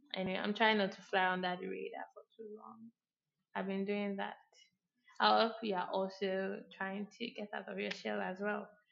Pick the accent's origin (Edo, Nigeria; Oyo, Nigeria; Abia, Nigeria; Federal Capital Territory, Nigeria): Abia, Nigeria; I'm like Igbo or I'm from Abia State